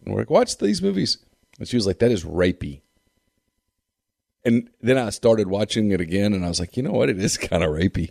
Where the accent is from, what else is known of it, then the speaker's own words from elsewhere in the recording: Ruston, Louisiana, United States; I grew up in Ruston